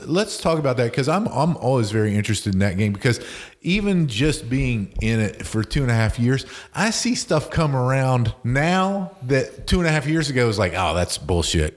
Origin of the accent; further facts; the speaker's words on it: West Virginia, United States; moved away; I'm from West Virginia originally